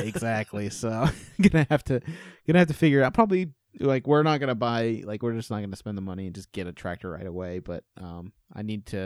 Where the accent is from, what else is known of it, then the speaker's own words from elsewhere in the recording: Indiana, United States; moved away; also born or lived in North Carolina / Arizona; I'm from Indiana, lived in North Carolina, lived in Arizona